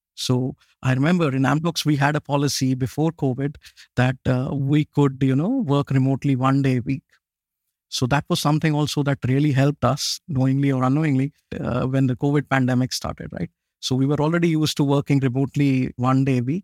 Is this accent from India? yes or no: yes; Jammu and Kashmir, India; also born or lived in Pune, India; now in Chile; I'm originally from India. I was born way up in the north of India. It's a place called Kashmir, way up in the mountains.